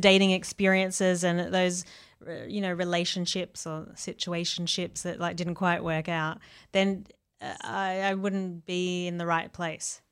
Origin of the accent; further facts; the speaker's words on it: Australia; where I grew up in Australia